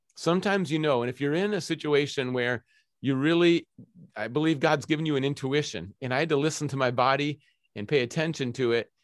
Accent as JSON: {"language": "English", "region": "Minnesota", "country": "United States", "also_born_or_lived": "Scotland / Zimbabwe", "moved": "yes", "lives_now": "Seattle, United States", "said": "I'm originally from Minnesota"}